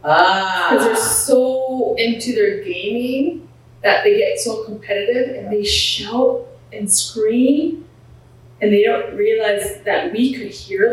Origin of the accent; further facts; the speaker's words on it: Canada; also born or lived in Punjab, India / Montreal, Canada; So I was born in Punjab. I was 11 months old when I came to Canada.